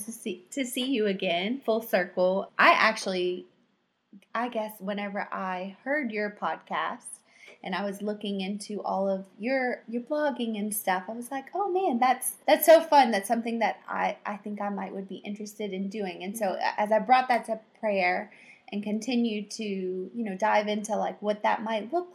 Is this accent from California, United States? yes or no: no; South Louisiana, United States; I'm from South Louisiana